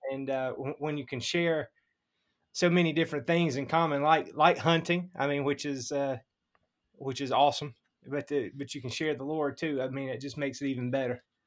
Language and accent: English; Mississippi, United States; moved away as an adult; also born or lived in South Alabama; now in Iowa, United States; I, I'm from Mississippi